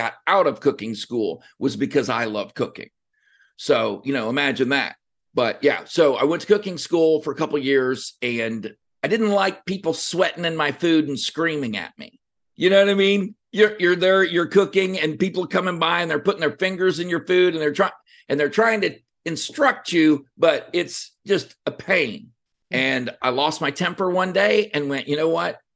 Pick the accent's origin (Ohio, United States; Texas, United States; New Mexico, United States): Texas, United States; Cut and Shoot; also born or lived in La Mirada, California; So deep in East Texas is a town called Cut and Shoot. Shout out to Cut and Shoot. And that's where I grew up.